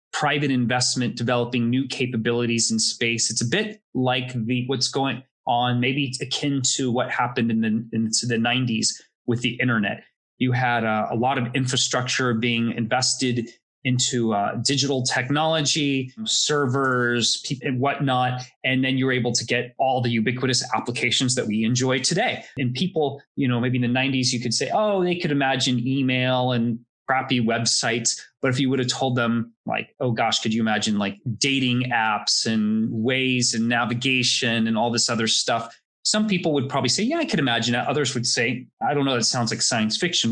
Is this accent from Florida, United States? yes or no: yes; Florida, United States; I grew up in Florida